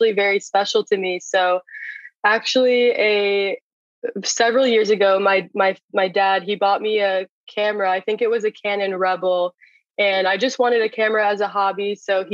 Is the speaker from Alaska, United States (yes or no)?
no; Jupiter, Florida, United States; I am from Jupiter, Florida